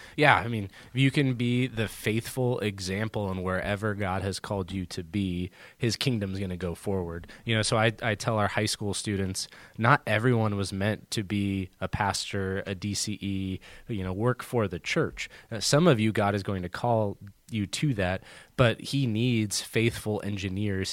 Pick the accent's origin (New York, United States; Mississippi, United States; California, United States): California, United States; Southern; moved away as an adult; also born or lived in Arizona / Houston, Texas; now in Columbus, Indiana, United States; I grew up in Southern California